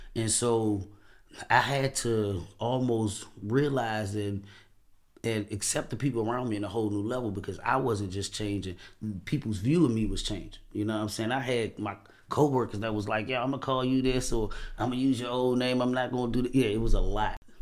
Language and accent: English; Washington, District of Columbia, United States; I'm from Washington, D C